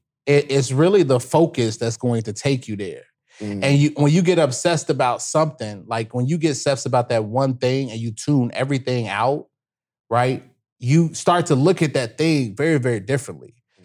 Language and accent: English; Chicago, Illinois, United States; look, bro, I'm from the South Side of Chicago.